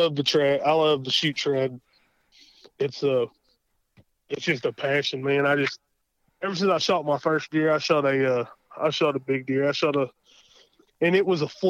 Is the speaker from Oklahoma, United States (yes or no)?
yes; Davis, Oklahoma, United States; I'm from Davis, Oklahoma